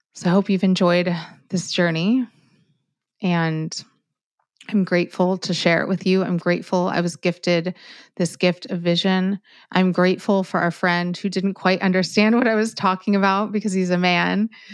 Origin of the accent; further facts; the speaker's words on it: Miami, Florida, United States; I'm from Miami